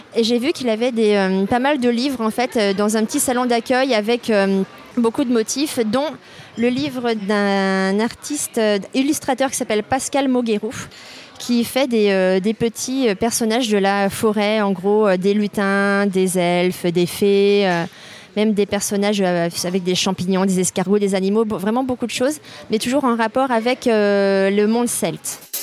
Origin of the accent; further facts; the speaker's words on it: Brittany, France; moved away as an adult; ma région d'origine, donc la Bretagne